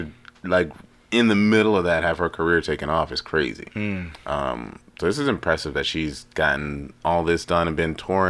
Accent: Houston, Texas, United States; I just dressed to say because I'm from Houston.

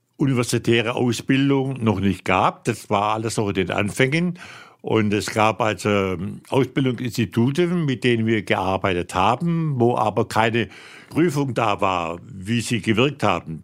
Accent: Swabia, Germany; moved away as an adult; now in Rhineland, Germany; ich bin ja als Schwabe 1964 ins Rheinland gekommen und habe mich hier sehr gut eingelebt.

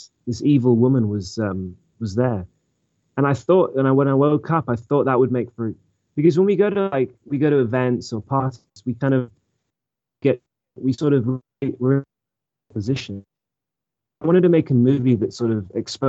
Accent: England, United Kingdom; also born or lived in Orange County, California; now in United States; I'm actually from England originally. And when I came to America, my dad got a job in Orange County

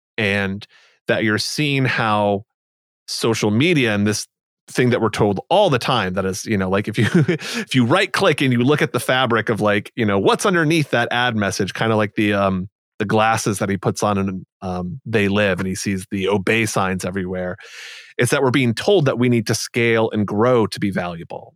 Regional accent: United States; growing up as I did in the U S

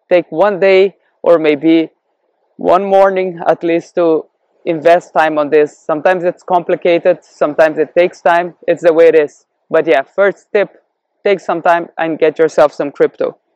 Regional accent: Brazil; born there; also born or lived in Canada / Europe / Cape Verde; I was born in Brazil and I experienced hyperinflation there and also I've been living in Canada and Europe where economy has been a lot more stable. Also in Africa, in the Cape Verde Islands.

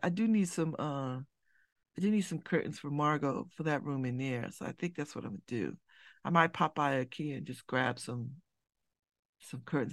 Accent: Connecticut, United States; I'm from Connecticut

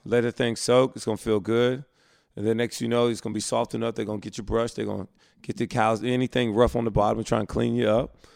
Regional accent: Alabama, United States; moved away; I grew up in Alabama, so I went to Southern Baptist Church

